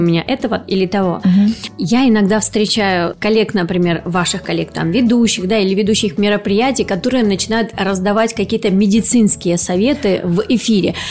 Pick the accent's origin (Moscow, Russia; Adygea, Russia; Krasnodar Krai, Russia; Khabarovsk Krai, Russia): Krasnodar Krai, Russia; accent: southern; в нашем регионе, регионе кубанском, да, есть особый говор